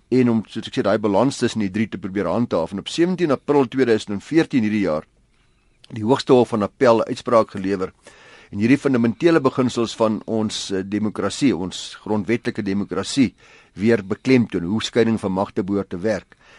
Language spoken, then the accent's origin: Afrikaans; South Africa; ons as Suid-Afrikaners